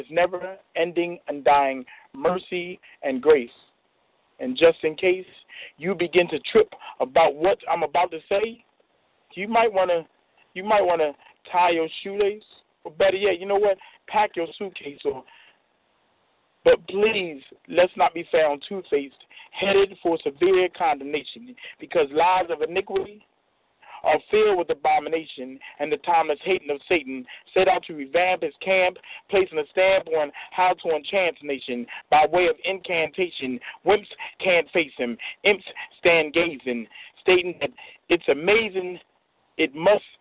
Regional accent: Chester, Pennsylvania, United States; From Chester, Pennsylvania

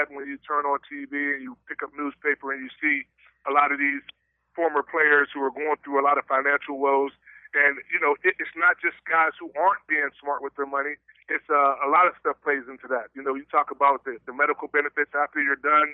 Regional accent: West Mifflin, Pennsylvania, United States; also born or lived in Pittsburgh / McKeesport; I was raised in Whitaker Projects in West Mifflin for most of my life

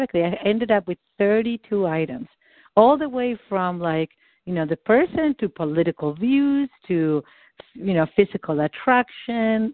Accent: Argentina; first language Spanish; English is a second language; moved away; I'm not American. I'm from Argentina.

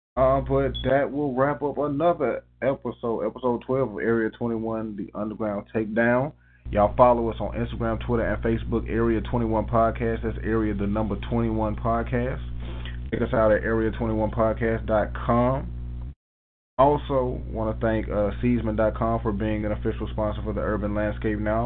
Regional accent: Tuskegee, Alabama, United States; we had the privilege of growing up in Tuskegee, Alabama

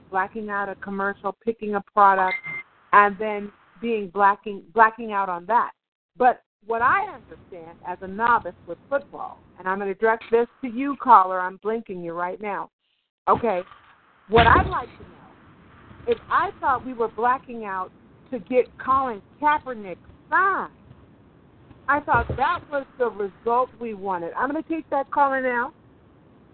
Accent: Oakland, California, United States; I'm from Oakland, California

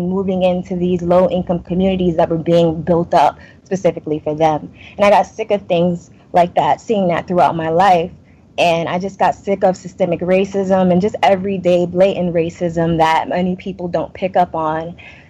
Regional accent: New York City, New York, United States; moved away as an adult; now in Costa Rica; I was born and raised in Brooklyn, New York, before gentrification.

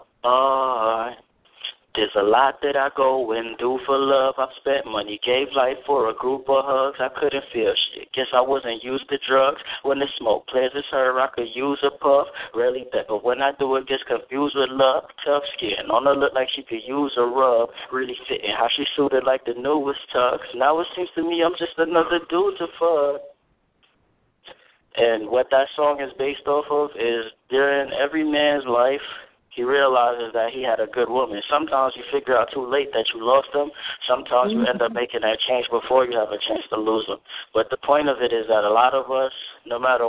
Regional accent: New York, United States; also born or lived in Jamaica; now in Ohio, United States; I grew up in New York

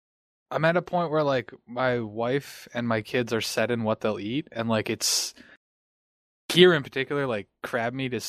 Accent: Ontario, Canada; Sudbury, Ontario, which is 2 hours outside of my hometown

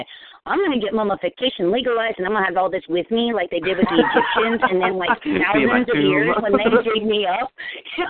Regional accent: Cincinnati, Ohio, United States; moved away as an adult; also born or lived in Florida; born and raised in Cincinnati. I moved to Florida when I was 19, and I moved back in 2012

